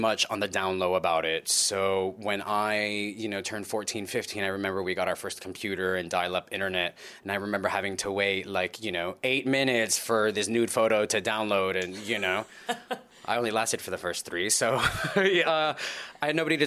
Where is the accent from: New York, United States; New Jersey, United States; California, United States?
California, United States; Los Angeles; I was born and raised in Los Angeles, just north of Los Angeles in the San Fernando Valley